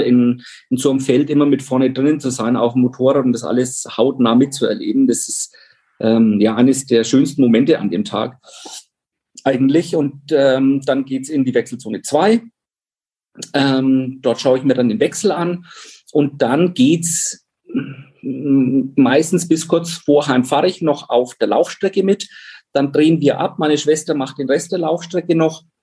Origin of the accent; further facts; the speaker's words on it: Pfaffenhofen, Bavaria, Germany; Pfaffenhofen, wo ich groß geworden bin. Das ist ein Vorort von Roth